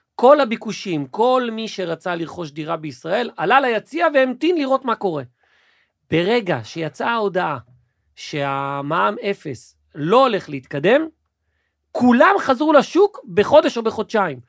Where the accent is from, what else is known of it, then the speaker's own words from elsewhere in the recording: Israel; בתרבות שלנו, כישראלי